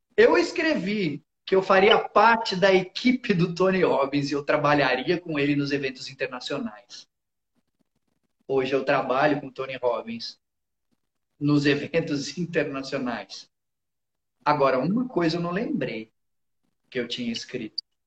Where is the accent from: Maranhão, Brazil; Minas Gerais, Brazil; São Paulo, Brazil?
São Paulo, Brazil; moved away as an adult; Eu morei a vida toda em São Paulo